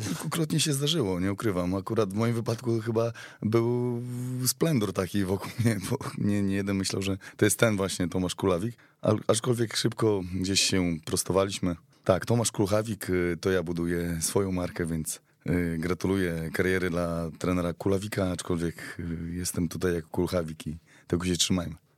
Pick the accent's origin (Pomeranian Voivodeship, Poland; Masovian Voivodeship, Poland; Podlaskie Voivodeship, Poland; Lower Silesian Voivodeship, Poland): Podlaskie Voivodeship, Poland; Białystok; wywodzę się bezpośrednio z Białego Stoku, tak, jestem podlasianinem